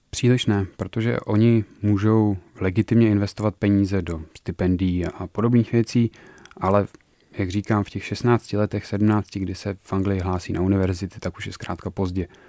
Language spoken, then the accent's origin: Czech; Turnov, Liberec Region, Czechia; Já jsem studoval na gymnáziu v Turnově